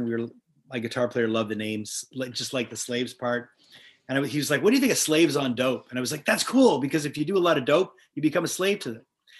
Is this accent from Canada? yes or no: yes; Montreal, Quebec, Canada; born or raised there